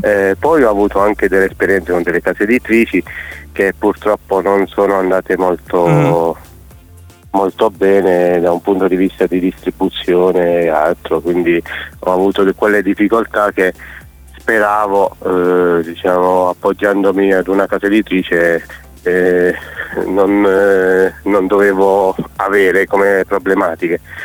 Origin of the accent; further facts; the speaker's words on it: Chieti, Abruzzo, Italy; Io sono di Chieti, in Abruzzo